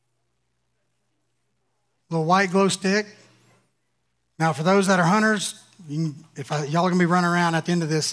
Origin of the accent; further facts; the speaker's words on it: Louisiana, United States; I'm from Louisiana.